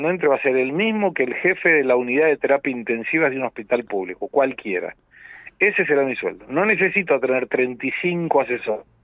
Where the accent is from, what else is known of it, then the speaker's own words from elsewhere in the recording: Argentina; now in Brazil; Yo vivo en Brasil, soy argentino, hace 34 años tengo residencia en Brasil, pero cada vez estoy más aquí en Argentina, ahora estoy en Argentina